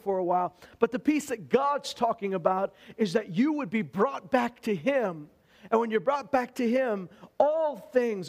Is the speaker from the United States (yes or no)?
no; Alberta, Canada; I'm from Alberta, and we don't have a lot of opportunities to practice our French